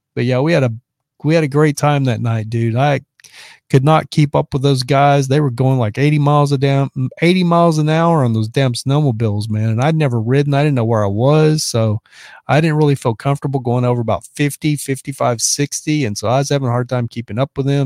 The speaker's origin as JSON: {"language": "English", "town": "Lubbock", "region": "Texas", "country": "United States", "tie": "born or raised there", "also_born_or_lived": "Dallas, Texas", "moved": "as an adult", "lives_now": "Los Angeles, United States", "said": "Lubbock, my hometown, is the same size as Madison"}